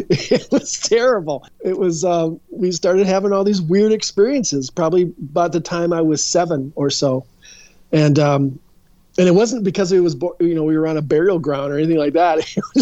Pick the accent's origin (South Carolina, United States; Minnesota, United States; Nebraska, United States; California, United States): Minnesota, United States; Edina; born or raised there